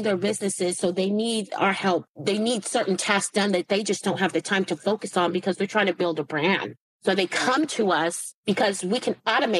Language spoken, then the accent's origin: English; Silicon Valley, California, United States; I'm from the Silicon Valley